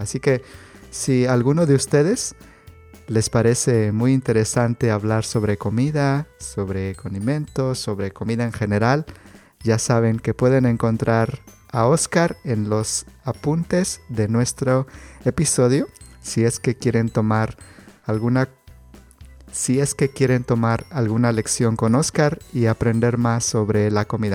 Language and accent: Spanish; Mexico; yo crecí en, en el Estado de México, en la Ciudad de México